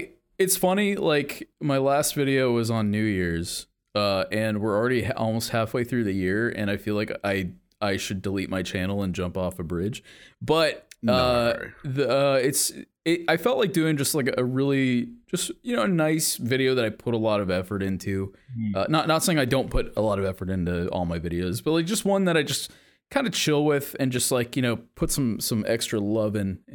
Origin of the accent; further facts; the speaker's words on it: California, United States; I grew up in California. I was born and raised here